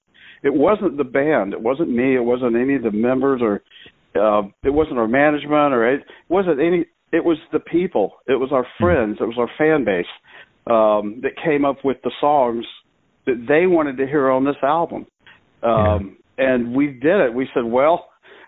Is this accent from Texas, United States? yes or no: no; Florida, United States; We're from Florida